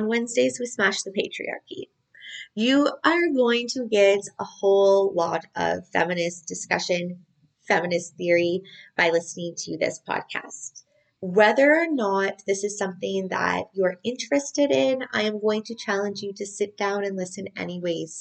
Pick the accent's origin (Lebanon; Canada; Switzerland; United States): Canada; geographically, I'm Canadian